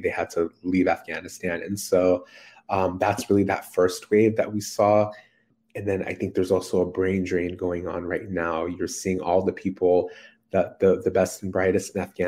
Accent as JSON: {"language": "English", "area": "San Francisco Bay Area", "region": "California", "country": "United States", "tie": "born or raised there", "said": "growing up in the San Francisco Bay Area"}